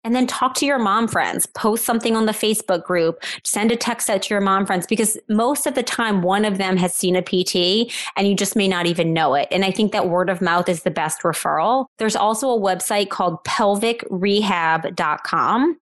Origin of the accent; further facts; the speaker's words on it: New Orleans, Louisiana, United States; I live in New Orleans, Louisiana, which is my hometown.